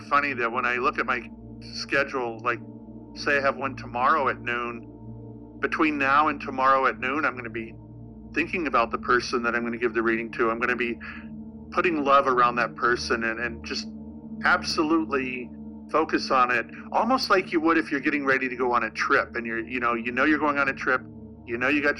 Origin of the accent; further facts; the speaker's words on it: Salem, Massachusetts, United States; I'm from Salem, Massachusetts, is where I was a police officer.